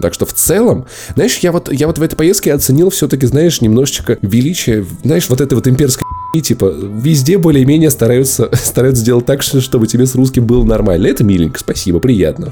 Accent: Moscow, Russia; мы москвичи

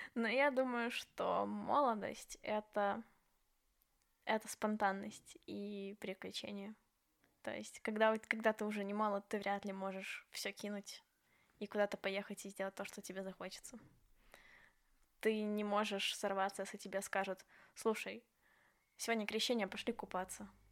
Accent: Belarus; когда ты возвращаешься в Беларусь, ну, потому что все-таки дом

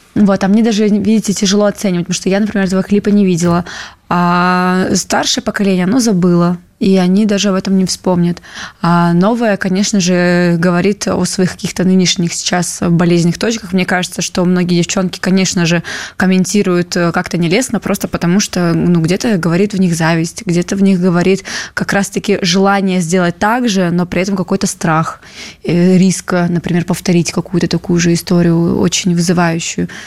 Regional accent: Moscow, Russia; also born or lived in Petropavlovsk-Kamchatsky, Kamchatka; я переехала с Камчатки, когда мне было 8 лет. И всю свою осознанную полноценную жизнь я живу в Москве

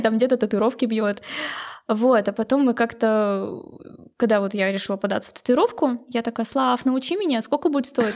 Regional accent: Irkutsk, Irkutsk Oblast, Russia; в Иркутске, угу. то есть вот в нашем городе

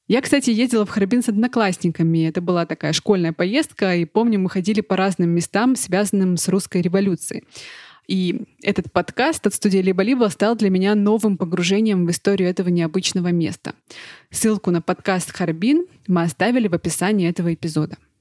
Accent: Russia; moved away; I'm from Russia

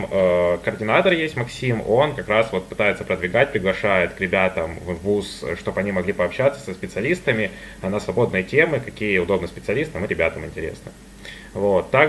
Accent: Donetsk, Donetsk Oblast, Ukraine; moved away as an adult; now in Voronezh, Russia; я из Донецка, вот в Донецке учился в колледже

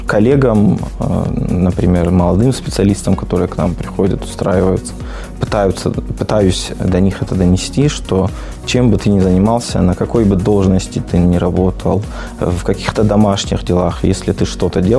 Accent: Vladikavkaz, North Ossetia–Alania, Russia; born there; now in Mirny, Russia; Я родился в Республике Северная Осетия Алания, э, в городе Орджоникидзе на тот момент. Сейчас это город Владикавказ.

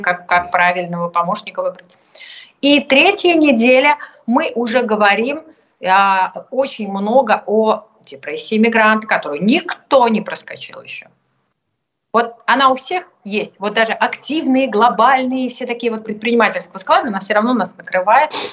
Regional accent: Russia; moved away as an adult; also born or lived in Moscow; now in France; я всегда буду русской для всех

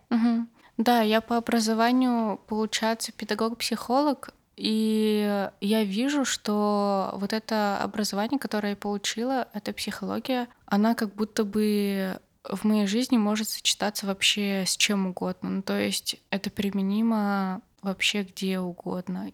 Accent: Barda, Perm Krai, Russia; moved away; из борды, откуда я родом

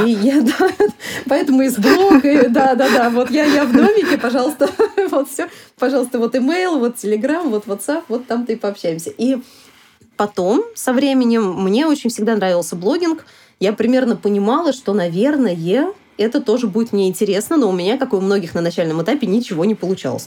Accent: Samara, Samara Oblast, Russia; moved away; also born or lived in Saint Petersburg / Sochi; приезжать в гости на родину, в Самару. Я из Самары изначально сама

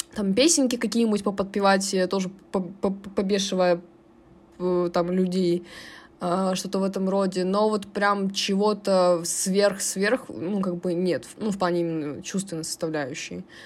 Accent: Chelyabinsk, Chelyabinsk Oblast, Russia; каждый раз, когда мы ехали э, в деревню, мы ездили из Челябинска на машине до Тулы

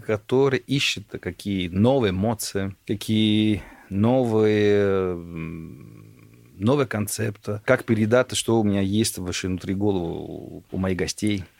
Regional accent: Italy; Russian is a second language; moved away as an adult; also born or lived in Germany / London, United Kingdom; now in Moscow, Russia; Я родился в Германии, город Танаузен и дальше потом Италия

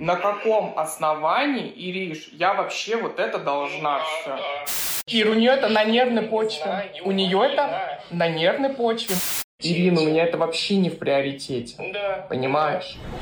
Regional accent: Magnitogorsk, Chelyabinsk Oblast, Russia; Я из Магнитогорска

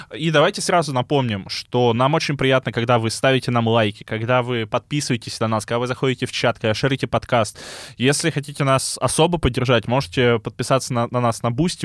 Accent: Chernozemye, Central Black Earth Region, Russia; я из Черноземья

